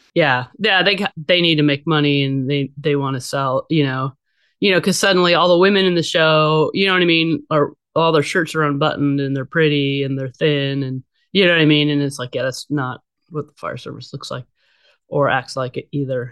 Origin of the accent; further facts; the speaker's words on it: Bay Area, California, United States; also born or lived in Los Angeles; I was born and raised in the Bay Area